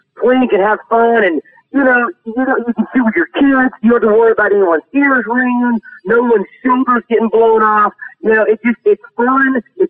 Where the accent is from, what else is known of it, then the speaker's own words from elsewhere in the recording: Arkansas, United States; I grew up hunting, I'm from Arkansas